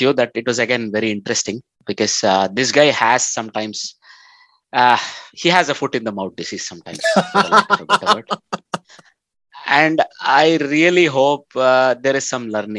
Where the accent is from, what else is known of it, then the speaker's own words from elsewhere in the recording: India; I'm Indian